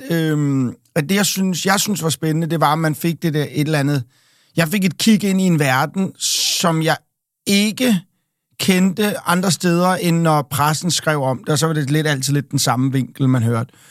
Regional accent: Copenhagen, Capital Region of Denmark, Denmark; jeg er jo fra Amager

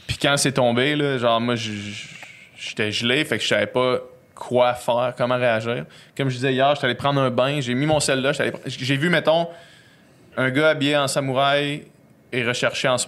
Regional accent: Quebec City, Quebec, Canada; nous autres, on vient de Québec.

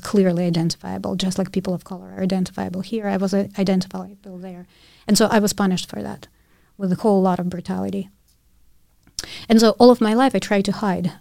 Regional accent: Ukraine; first language Russian; English is a second language; moved away; my first language was Russian. I lived in Ukraine, but my nationality was Jewish

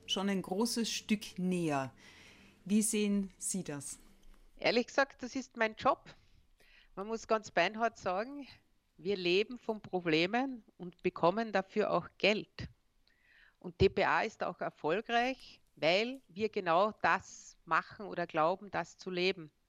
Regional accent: Austria; wo wir ja als Österreicher, das vergessen wir sehr oft, ganz, ganz stark aus dem CI e und deren Entwicklung profitiert haben.

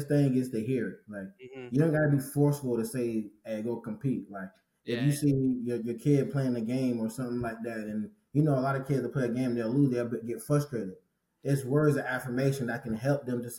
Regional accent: St. Petersburg, Florida, United States; growing up in St. Petersburg, Florida, in high school

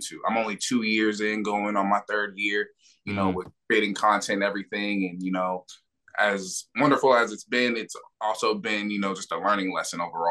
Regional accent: Bellevue, Washington, United States; also born or lived in Los Angeles, California; I was born in Los Angeles, California. My dad was doing this thing in the streets, you know, hustling, you know, not really doing what my mom expected out of him. So she took me and my sister, who she was pregnant with at the time, moved to Washington State. So I grew up in a city called Bellevue, Washington.

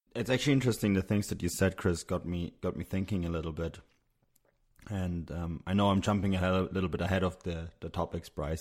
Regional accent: Munich, Bavaria, Germany; growing up in Munich, which is just an hour drive from Salzburg

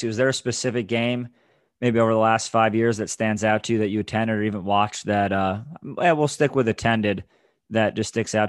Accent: Westport, Connecticut, United States; Got it. I'm originally from Westport, Connecticut.

